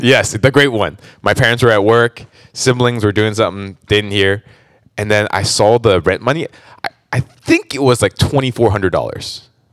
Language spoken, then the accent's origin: English; Orange County, California, United States; born and raised in Orange County, actually.